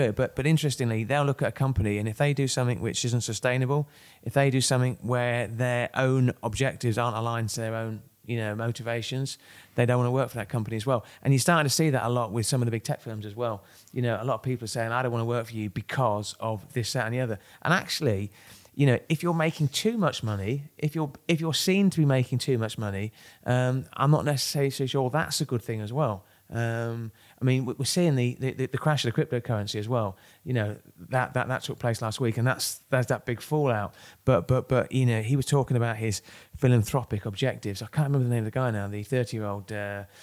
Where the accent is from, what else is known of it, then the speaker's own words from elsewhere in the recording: Kent, South East England, United Kingdom; now in Manchester, United Kingdom; I'm from Kent.